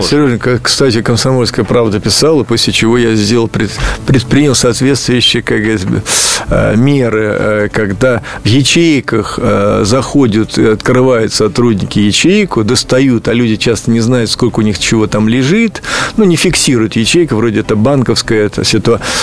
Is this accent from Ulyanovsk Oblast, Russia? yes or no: yes; Ulyanovsk, Ulyanovsk Oblast, Russia; в Ульяновский музей, откуда я родом